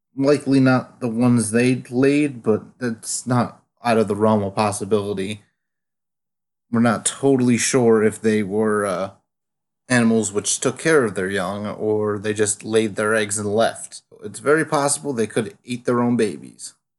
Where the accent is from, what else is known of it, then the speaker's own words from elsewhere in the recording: United States; I am American